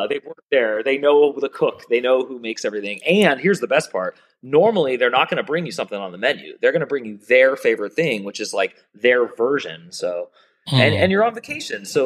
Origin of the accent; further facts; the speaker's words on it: United States; also born or lived in Pittsburgh, Pennsylvania / San Francisco; I was raised Jewish in America.